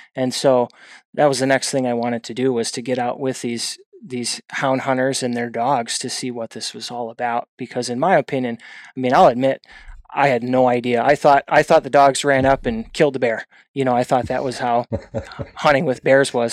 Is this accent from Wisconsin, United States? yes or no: yes; outside of the Milwaukee, Wisconsin area, United States; moved away; I originally hail from outside of the Milwaukee, Wisconsin area